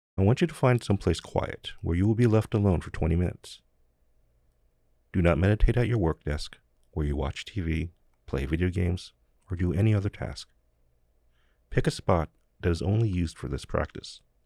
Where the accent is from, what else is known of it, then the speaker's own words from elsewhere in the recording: New Jersey, United States; moved away; The neighborhood I grew up in in New Jersey was mostly poor and working class